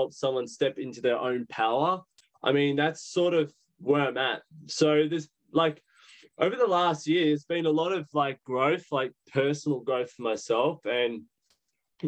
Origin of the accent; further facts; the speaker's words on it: Sydney, New South Wales, Australia; from Sydney.